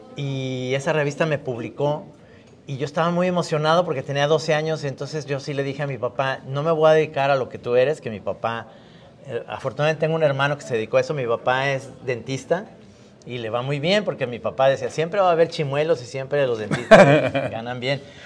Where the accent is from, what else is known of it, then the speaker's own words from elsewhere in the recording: Mexico; como caricaturista mexicano